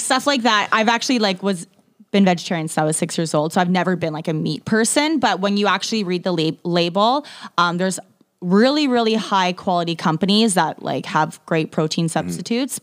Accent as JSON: {"language": "English", "region": "Ontario", "country": "Canada", "also_born_or_lived": "Toronto, Canada", "moved": "as an adult", "lives_now": "Vancouver, Canada", "said": "I'm actually from Ontario"}